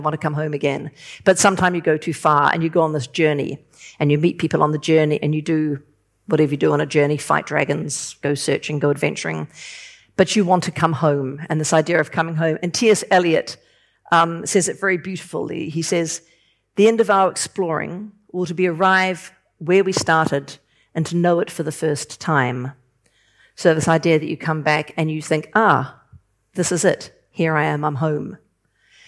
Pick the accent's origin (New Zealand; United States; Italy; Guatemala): New Zealand; moved away; also born or lived in London; I'm from New Zealand. I'm living in London.